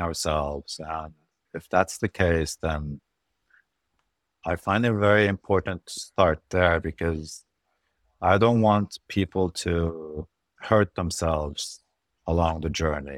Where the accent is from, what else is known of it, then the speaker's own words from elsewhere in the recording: Lebanon; moved away as an adult; also born or lived in Europe / Norway; I'm originally Lebanese. I grew up in Lebanon, and I moved from Lebanon when I was about nineteen to medical school in Europe